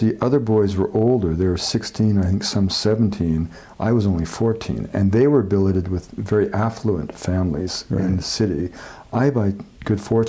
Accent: British Columbia, Canada; I'm from British Columbia

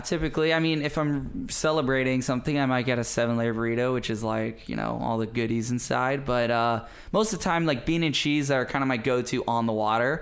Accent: Maui, Hawaii, United States; my development as a kid growing up on Maui

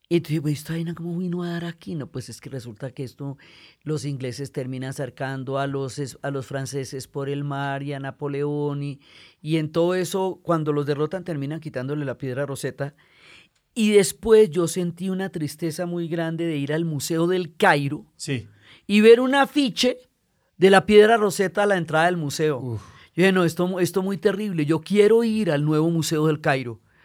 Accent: Colombia; also born or lived in Chicago, United States; yo me crié en Chicago, chiquita, y luego regresamos a Colombia

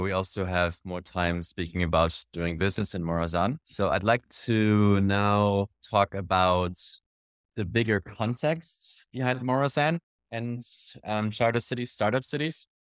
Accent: Germany; my background is an entrepreneur, I'm from Germany

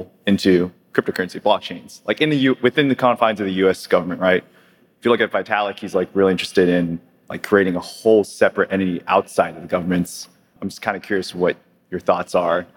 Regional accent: New Jersey, United States; I'm from New Jersey

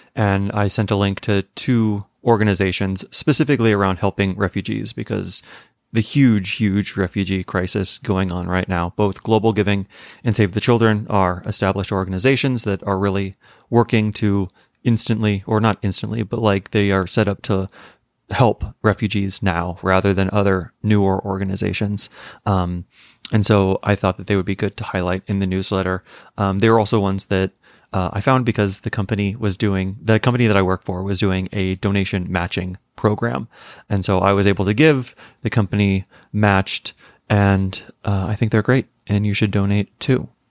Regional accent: Arizona, United States; moved away as an adult; also born or lived in California / New York; growing up in Arizona, we did not have daylight savings

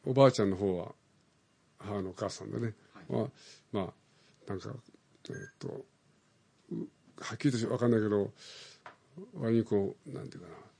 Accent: Osaka, Japan; moved away as an adult; now in Tokyo, Japan; それから大阪に行って父はなぜかうまいタイミングで赤十字になんか顧問としてなんか入ることできたのね、はい大阪の赤十字病院の、はい、でそれで大阪に引っ越して、僕は9月に生まれたの

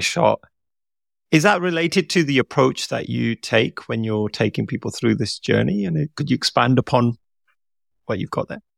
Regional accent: India; as an Indian person

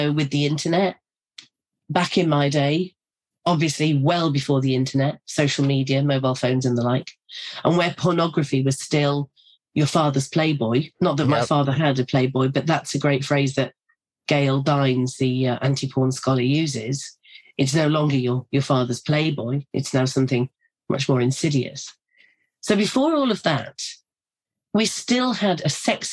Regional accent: North East England, United Kingdom; I grew up in a very working class community in the northeast of England

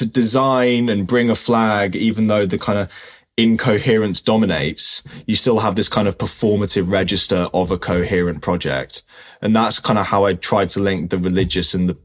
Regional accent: London, United Kingdom; I'm from South London

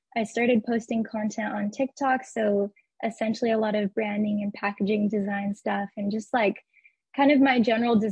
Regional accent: Arizona, United States; moved away as an adult; also born or lived in New Zealand; now in Dallas, United States; I'm originally from Arizona.

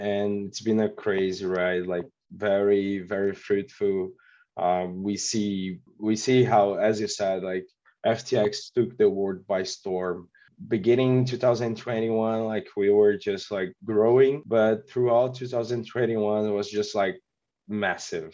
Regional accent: Brazil; I'm from Brazil.

